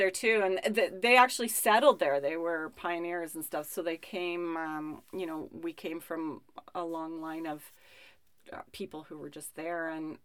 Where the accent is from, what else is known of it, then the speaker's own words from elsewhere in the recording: Marsden, Saskatchewan, Canada; I grew up in Marsden, Saskatchewan, which is a small town, small farming